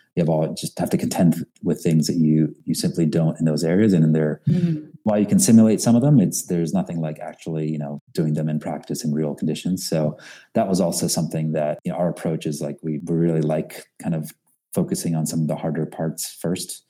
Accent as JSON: {"language": "English", "area": "Philadelphia suburbs", "region": "Pennsylvania", "country": "United States", "tie": "born or raised there", "also_born_or_lived": "Kolkata, India", "lives_now": "New York, United States", "said": "I actually was born in India, in Calcutta, mm. India, uh, and moved to the States when I was five or so, and uh, grew up in uh, mostly in the Philadelphia suburbs"}